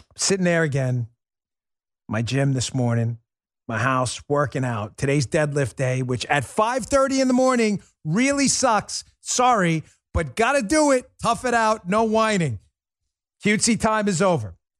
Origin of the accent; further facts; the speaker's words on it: New York, United States; I grew up in New York